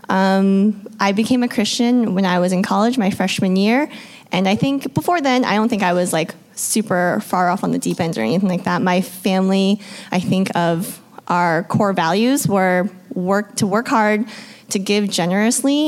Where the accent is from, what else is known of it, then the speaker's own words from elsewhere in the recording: Vermont, United States; I grew up in Vermont